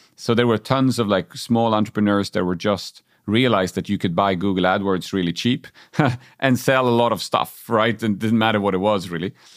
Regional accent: Uppsala, Uppsala County, Sweden; also born or lived in Germany; back in my hometown of Uppsala

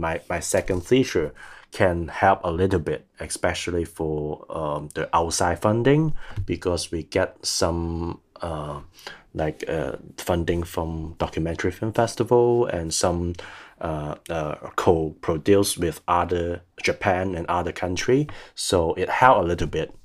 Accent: Hong Kong; I'm still trying to base in Hong Kong as long as I can, as long as I feel that I don't have danger. So because I really want to stay there as my hometown

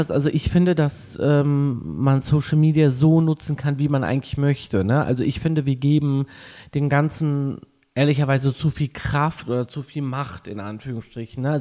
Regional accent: Düsseldorf, North Rhine-Westphalia, Germany; Ich komme aus Düsseldorf

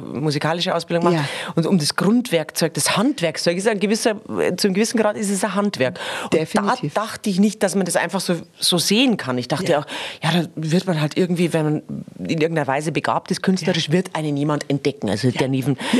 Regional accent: Erding, Bavaria, Germany; ich bin in Erding zur Schule gegangen und das ist ja schon sehr ländlich auch, aber ich war halt die einzige Pflege von einem Bauernhof

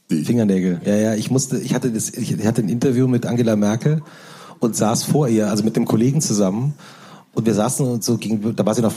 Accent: East Germany, Germany; ich komme ja auch aus dem Osten. Und mein Vater hatte eigentlich eine Buchhandlung äh, in der damaligen DDR

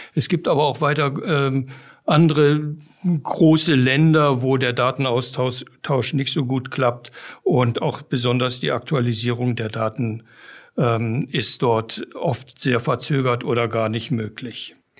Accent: Namibia; moved away as an adult; also born or lived in Giessen, Germany / South Africa; now in Germany; Ich bin in Namibia aufgewachsen, einem trockenen Land

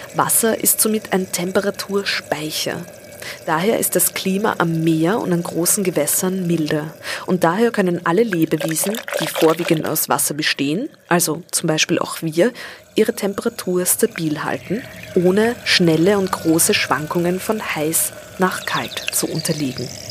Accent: Vienna, Austria; Auch ich bin in den Donauauen aufgewachsen, und zwar in den Wiener Donauauen

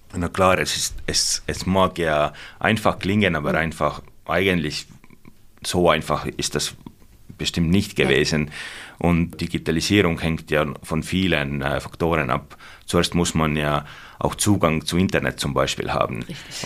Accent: South Estonia, Estonia; German is a second language; moved away as an adult; now in Germany; Ich, ich komme aus Südestland und natürlich Berge haben wir da nicht

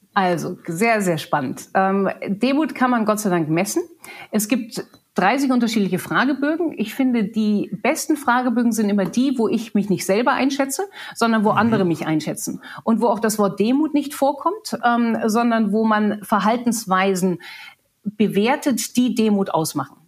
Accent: Germany; moved away as an adult; also born or lived in England; mit 21 viel zu jung, um als, als Deutsche zu arbeiten

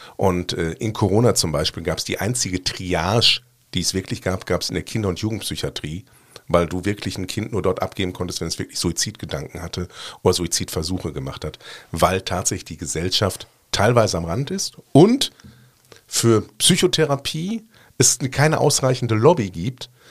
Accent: Ruhr area, North Rhine-Westphalia, Germany; now in Cologne, Germany; ich komme ursprünglich aus dem Ruhrgebiet

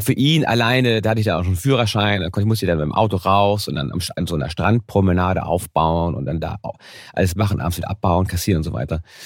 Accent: Hamburg, Germany; als Kind habe ich bin auch in einem einfachen Stadtteil aufgewachsen in Hamburg.

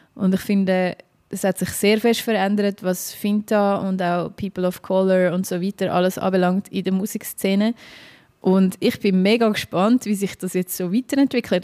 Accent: Dietikon, Zurich, Switzerland; ich bin jetzt in Dietiken aufgewachsen, das ist so eine Aglo zwischen Baden und Zürich

